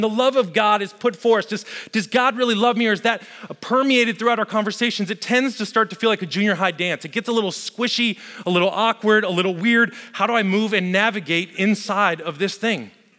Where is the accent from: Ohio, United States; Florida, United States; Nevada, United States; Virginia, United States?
Nevada, United States; Las Vegas; I grew up in Las Vegas. Heck, if you're ever going to make mistakes, Vegas is the place to do it.